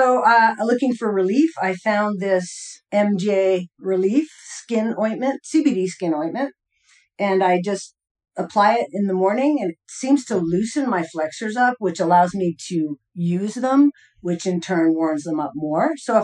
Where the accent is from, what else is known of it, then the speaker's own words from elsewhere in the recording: Boulder, Colorado, United States; from Boulder, Colorado.